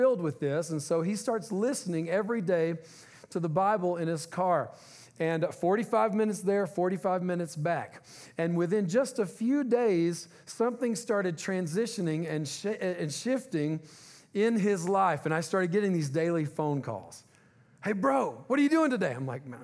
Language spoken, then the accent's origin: English; Louisiana, United States; moved away; We're originally from Louisiana